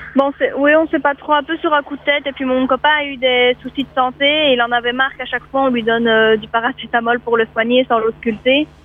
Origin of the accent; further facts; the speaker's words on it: Belgium; moved away; je suis belge